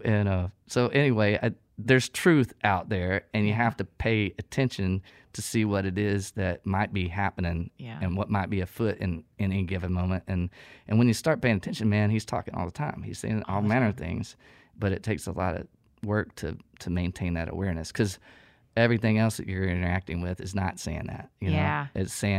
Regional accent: Texas, United States; my proximity to a different culture. I mean, I'm coming from East Texas.

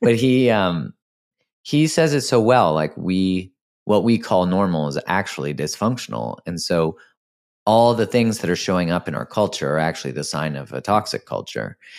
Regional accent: Canada; I'm Canadian

